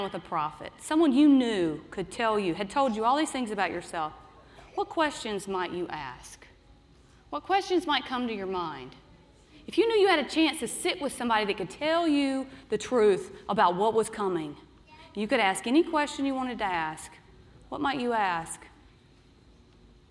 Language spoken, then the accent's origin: English; Arkansas, United States; I grew up in Arkansas